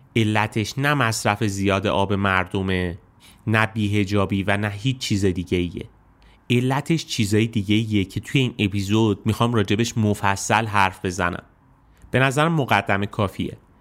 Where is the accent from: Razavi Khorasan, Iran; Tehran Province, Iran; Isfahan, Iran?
Isfahan, Iran; زادگاه من یعنی شهر اصفهان